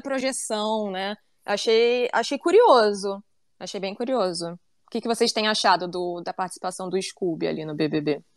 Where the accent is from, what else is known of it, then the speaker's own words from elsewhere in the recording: Rio de Janeiro, Brazil; eu sou carioca